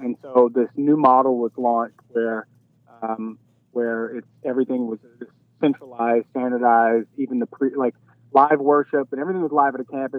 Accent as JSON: {"language": "English", "town": "Baton Rouge", "region": "Louisiana", "country": "United States", "tie": "born or raised there", "accent": "dirty South twang", "moved": "yes", "said": "I grew up in Baton Rouge, Louisiana, right outside of New Orleans"}